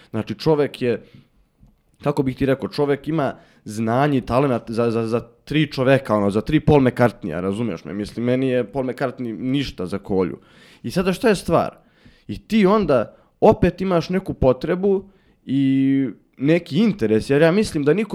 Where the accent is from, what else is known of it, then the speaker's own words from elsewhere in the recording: Bukovik, Šumadija, Serbia; ja sam iz, iz Bukovika